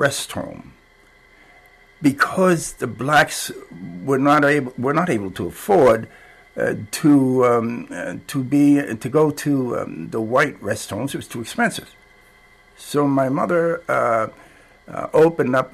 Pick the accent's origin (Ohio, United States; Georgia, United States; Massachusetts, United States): Massachusetts, United States; Cambridge; moved away as an adult; now in Amherst, United States; I was born in 1924, so I grew up during the Depression. In Cambridge